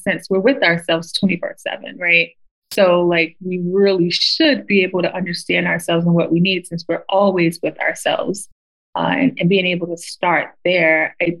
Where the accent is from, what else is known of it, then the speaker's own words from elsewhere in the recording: United States; growing up in America